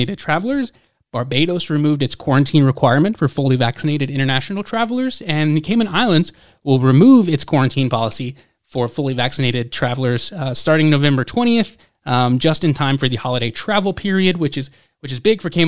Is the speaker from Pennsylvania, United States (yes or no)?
no; Atlanta, Georgia, United States; my hometown of Atlanta